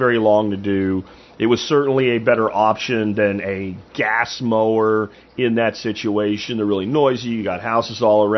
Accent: Pennsylvania, United States; moved away; where I grew up in Pennsylvania

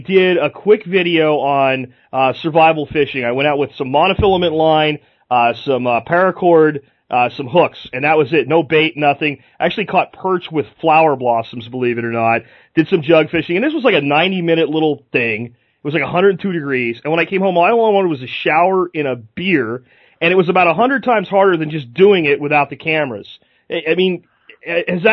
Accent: Florida, United States; I grew up in Florida myself

